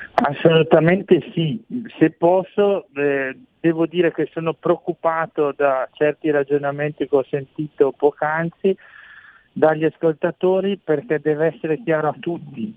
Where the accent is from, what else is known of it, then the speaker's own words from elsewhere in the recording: Brescia, Lombardy, Italy; sono innamorato della mia terra, Brescia, la Lombardia, il lago di Garda